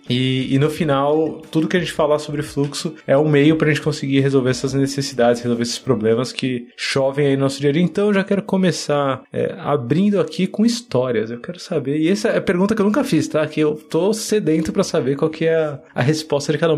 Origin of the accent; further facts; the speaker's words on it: Paulista, São Paulo, Brazil; Eu sou um dos primeiros paulistas, assim, da K21